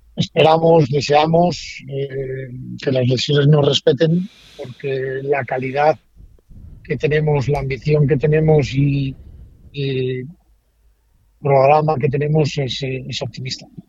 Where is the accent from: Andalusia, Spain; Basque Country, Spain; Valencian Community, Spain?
Basque Country, Spain; yo soy vasco